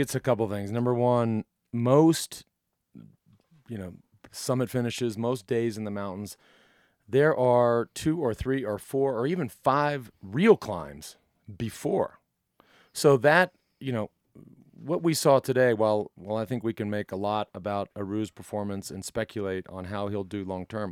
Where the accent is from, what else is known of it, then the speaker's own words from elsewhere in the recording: United States; from experience as an American and, and riding for an American team